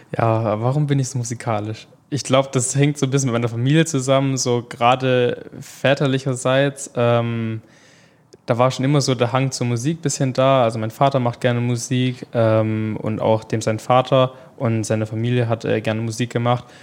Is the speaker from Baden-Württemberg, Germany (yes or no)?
yes; Pleidelsheim, Baden-Württemberg, Germany; bei uns in Pleidelsheim, wo ich eigentlich herkomme